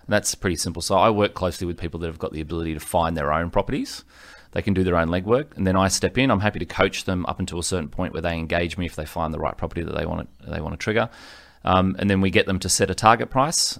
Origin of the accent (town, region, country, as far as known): Sydney, New South Wales, Australia; born or raised there; also born or lived in Ryde, New South Wales / Gold Coast, Queensland